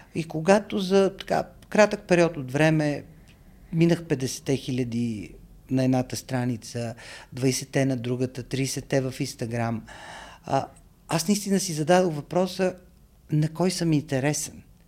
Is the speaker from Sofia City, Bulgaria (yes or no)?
yes; Sofia, Sofia City, Bulgaria; moved away as an adult; also born or lived in New York; Аз съм роден, израснал в София, много обичам този град